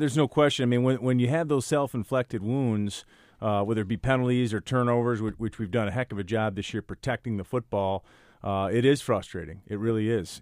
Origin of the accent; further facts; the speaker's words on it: Midwest, United States; moved away as an adult; also born or lived in Michigan; now in Yonkers, United States; my family and I, we're from the Midwest